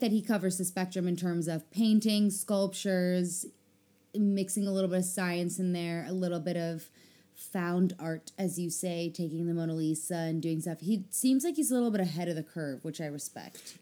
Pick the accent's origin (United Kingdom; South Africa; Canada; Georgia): South Africa; moved away; also born or lived in Chicago; I was a child in South Africa.